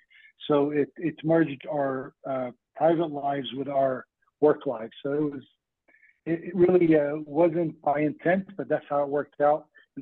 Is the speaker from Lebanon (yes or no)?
yes; Lebanon; also born or lived in Charleston, West Virginia; now in West Virginia, United States; I'm originally from Lebanon, came and lived in Charleston, West Virginia in the mid-80s, went to WVU for college med school